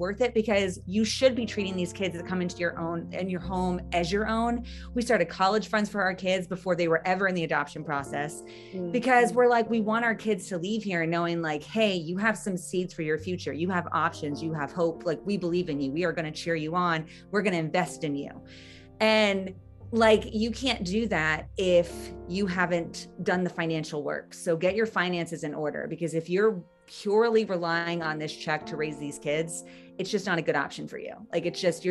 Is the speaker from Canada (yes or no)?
no; United States; growing up in America